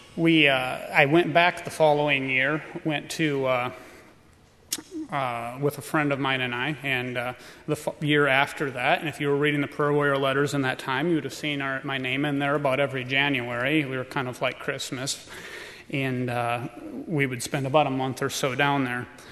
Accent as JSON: {"language": "English", "town": "Tremont", "region": "Illinois", "country": "United States", "said": "we are from Tremont, Illinois"}